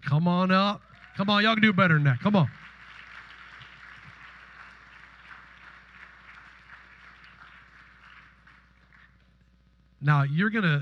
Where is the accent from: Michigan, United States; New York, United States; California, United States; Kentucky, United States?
California, United States; Northern; I'm from Northern California